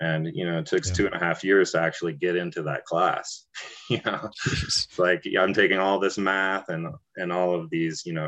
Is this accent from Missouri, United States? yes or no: no; Taos, New Mexico, United States; growing up in Taos, I was a child of hippies